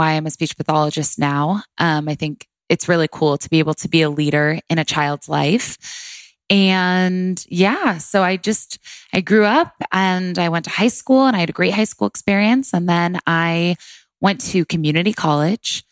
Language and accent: English; Orange County, California, United States; now in Los Angeles, United States; I grew up in Orange County, California. I was born in Los Angeles, actually, and which is crazy to say now. I lived here for a few years, and then we moved to Orange County. I lived there my entire life, born and raised